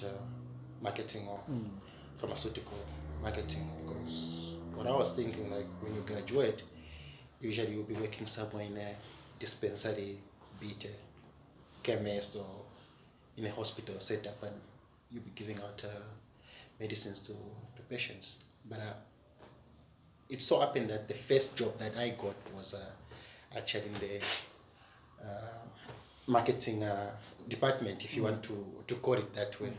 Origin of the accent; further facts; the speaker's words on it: Kitwe, Copperbelt Province, Zambia; I grew up in Kitwe